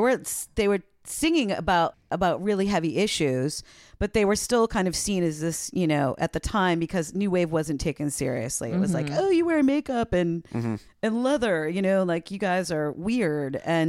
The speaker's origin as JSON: {"language": "English", "region": "East Coast", "country": "United States", "tie": "born or raised there", "said": "because I grew up on the East Coast, and the station that I would listen to, WFNX"}